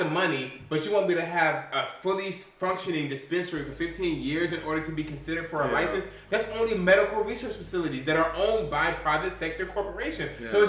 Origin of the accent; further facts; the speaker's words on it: Atlanta, Georgia, United States; I'm from Atlanta.